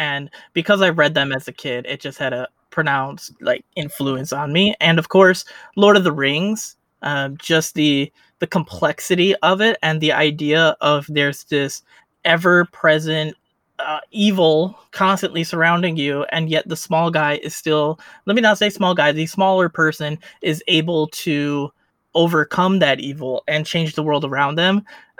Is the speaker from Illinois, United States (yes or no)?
yes; Chicago, Illinois, United States; Chicago, Illinois, United States.